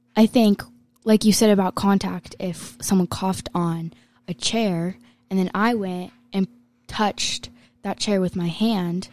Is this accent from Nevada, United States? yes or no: yes; Las Vegas, Nevada, United States; I'm from Las Vegas